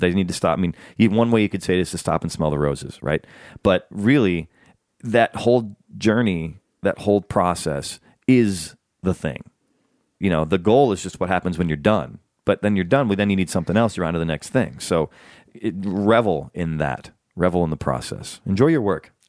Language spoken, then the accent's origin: English; Chicago, Illinois, United States; now in Los Angeles, United States; I'm from Chicago